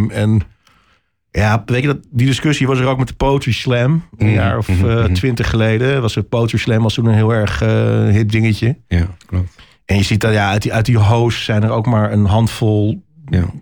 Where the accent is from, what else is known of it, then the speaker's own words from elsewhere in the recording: Huizen, North Holland, Netherlands; moved away as an adult; also born or lived in Amsterdam; now in Haarlem, Netherlands; ik ben echt import. Ik, eh, ik ben in het gooi opgegroeid. Ah. Mijn ouders wonen in Huizen.